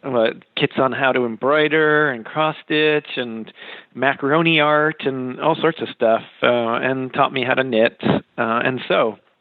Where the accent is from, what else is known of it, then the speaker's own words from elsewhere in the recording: Western Massachusetts, United States; moved away as an adult; also born or lived in Kansas City / Hartford, Connecticut; I grew up in Western Massachusetts